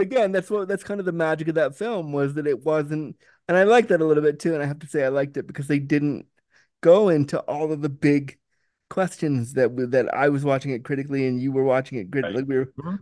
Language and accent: English; Canada; I'm from Canada